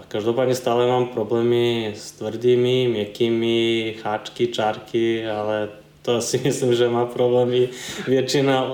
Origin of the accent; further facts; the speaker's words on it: eastern Serbia, Serbia; now in Czech Republic; já jsem v České republice skončil ze Srbska, takže původem jsem eh, z Balkánu. A když to vezmu přesněji, tak je to východní